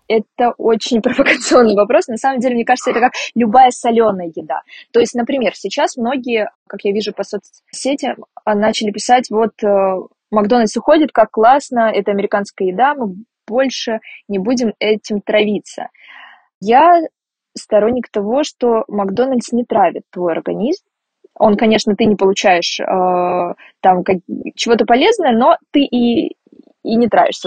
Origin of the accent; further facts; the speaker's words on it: Rostov-on-Don, Rostov Oblast, Russia; Я вообще выросла в Ростове-на-Дону